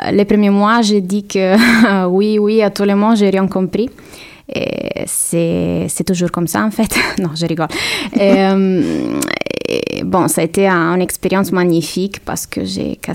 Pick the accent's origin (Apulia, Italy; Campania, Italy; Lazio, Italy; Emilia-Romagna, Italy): Lazio, Italy; Rome; Euh, il y a beaucoup à dire, mais, mais bon, c'est une ville magnifique que j'adore et je pense que c'est